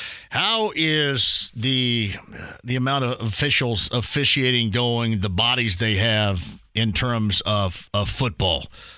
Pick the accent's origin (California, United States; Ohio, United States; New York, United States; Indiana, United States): Indiana, United States; Greene County; growing up in Greene County